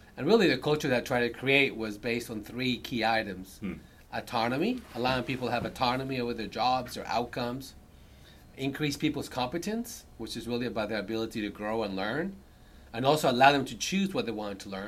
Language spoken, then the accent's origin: English; Earlsboro, Oklahoma, United States; also born or lived in Bogota, Colombia; now in Houston, United States; I moved to a very small rural town in Oklahoma of 200. Earlsboro, Oklahoma had population 200. That's where I grew up